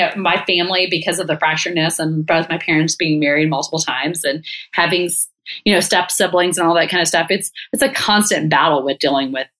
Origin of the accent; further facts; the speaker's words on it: Texas, United States; I obviously loved growing up in Texas